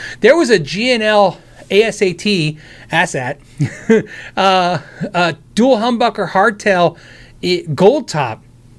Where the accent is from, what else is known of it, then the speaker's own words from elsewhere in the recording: United States; I'm American